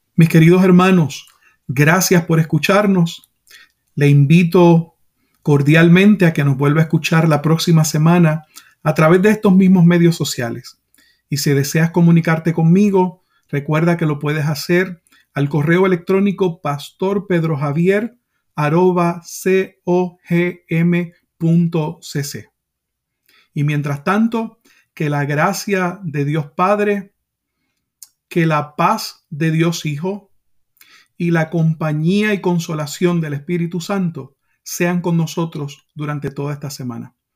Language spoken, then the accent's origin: Spanish; Puerto Rico; como decimos en mi país, Puerto Rico